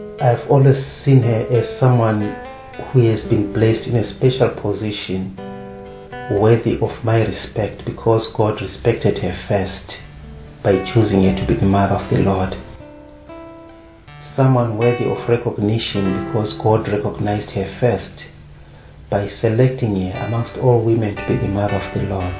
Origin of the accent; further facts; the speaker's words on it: Zimbabwe; I come from Zimbabwe